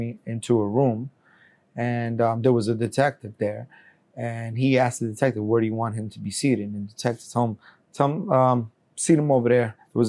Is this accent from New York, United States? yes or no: yes; New York City, New York, United States; also born or lived in Colombia; being raised at such a young age in the United States, I was already considering myself an American